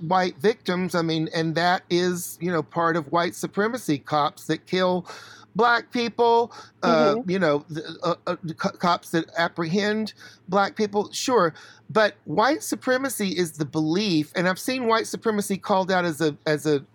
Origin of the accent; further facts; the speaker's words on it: Chattanooga, Tennessee, United States; also born or lived in Atlanta; now in New York, United States; I'm from Chattanooga and moved to New York from Atlanta